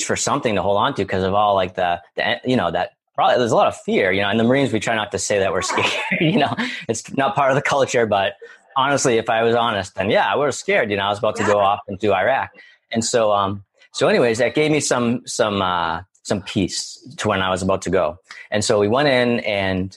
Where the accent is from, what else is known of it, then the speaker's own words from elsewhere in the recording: near Boston, Massachusetts, United States; I'm originally from Massachusetts, right near Boston